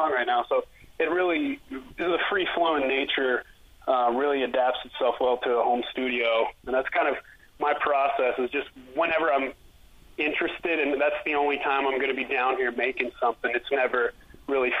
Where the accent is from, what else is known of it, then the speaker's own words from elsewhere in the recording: Anchorage, Alaska, United States; now in Denver, United States; I'm from Anchorage, Alaska, and I actually moved, I moved to Denver about 2014.